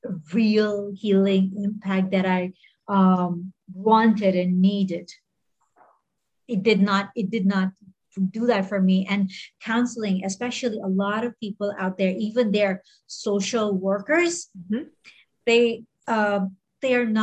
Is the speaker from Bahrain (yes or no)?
yes; Bahrain; also born or lived in Mumbai, India; now in Hong Kong; I grew up in Bahrain